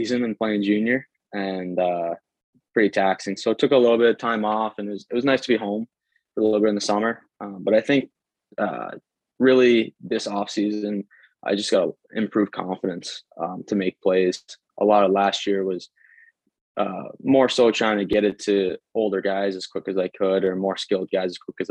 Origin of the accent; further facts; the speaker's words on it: Ontario, Canada; the tight power skating that we have in Canada, especially my hometown